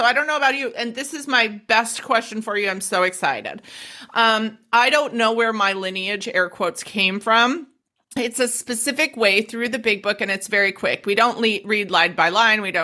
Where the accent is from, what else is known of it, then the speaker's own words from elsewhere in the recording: United States; moved away as an adult; also born or lived in Denver, Colorado; now in Australia; I'm American